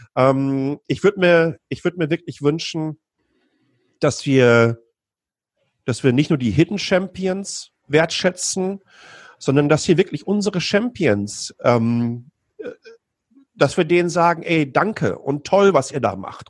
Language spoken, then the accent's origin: German; Ruhr area, North Rhine-Westphalia, Germany; now in Taiwan; ich komme aus dem Ruhrgebiet